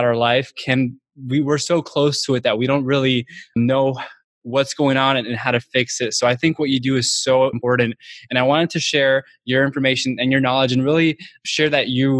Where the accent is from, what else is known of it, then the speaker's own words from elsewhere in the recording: South Florida, United States; I'm from South Florida too